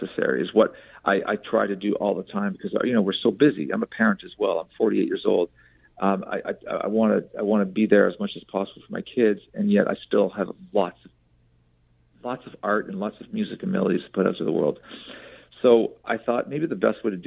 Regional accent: Canada; now in Los Angeles, United States; I'm a Canadian living in Los Angeles

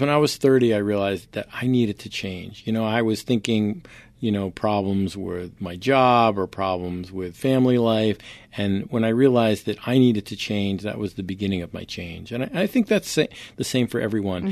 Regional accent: Poughkeepsie, New York, United States; moved away; also born or lived in Providence, Rhode Island / Greenwich; I grew up in Poughkeepsie, New York

